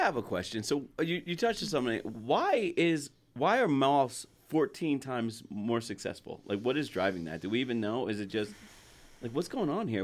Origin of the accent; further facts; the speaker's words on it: New Jersey, United States; moved away as an adult; now in Utah, United States; I'm from Jersey